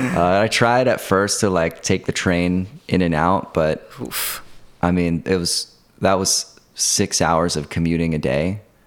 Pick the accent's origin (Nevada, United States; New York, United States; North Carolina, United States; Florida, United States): New York, United States; Kingston; moved away as an adult; now in Brooklyn, United States; I'm from Kingston, New York.